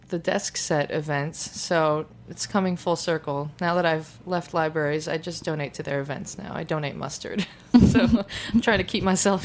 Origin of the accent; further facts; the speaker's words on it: Detroit, Michigan, United States; moved away as an adult; also born or lived in Portland, Oregon; now in Brooklyn, United States; I moved to New York from the Detroit area in Michigan to get my master's in library science, which I did in 2007.